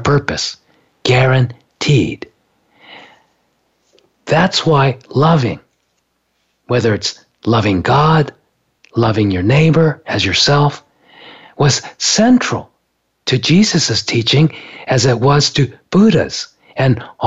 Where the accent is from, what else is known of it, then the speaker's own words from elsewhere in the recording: Japan; moved away; I grew up in Japan